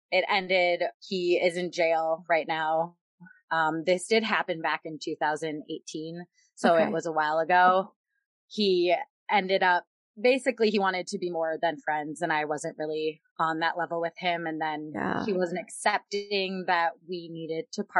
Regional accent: Minnesota, United States; moved away as an adult; also born or lived in Yuma, Arizona; I am originally from Minnesota, born and raised my whole life

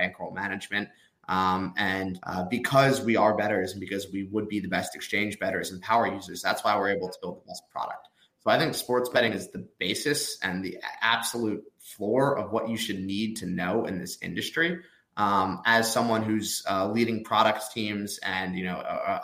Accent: New York suburbs, United States; moved away as an adult; also born or lived in Nashville, Tennessee / Austin, Texas; now in Hoboken, United States; I'm from the New York suburbs

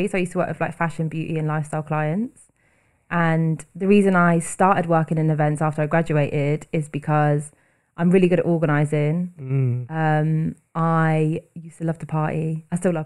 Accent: Bristol, South West England, United Kingdom; moved away as an adult; now in London, United Kingdom; I'm originally from Bristol and I've been living in London for over 6 years, currently living in Hackney

